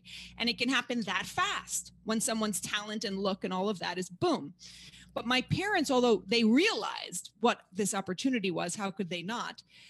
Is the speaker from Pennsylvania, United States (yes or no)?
no; New York City, New York, United States; also born or lived in Paris, France; I'm born and raised in Manhattan